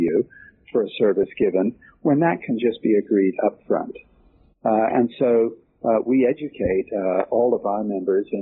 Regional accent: England, United Kingdom; now in United States; being an Englishman who came over to the United States

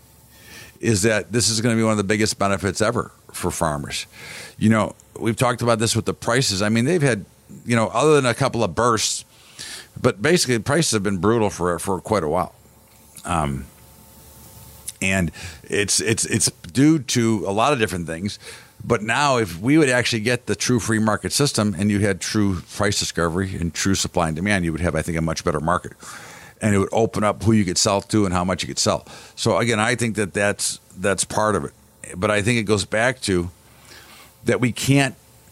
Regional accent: United States

